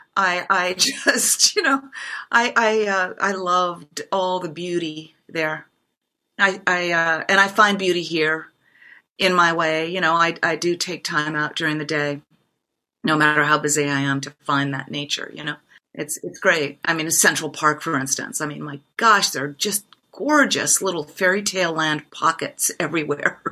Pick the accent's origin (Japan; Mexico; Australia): Japan; moved away as an adult; now in United States; I grew up in Japan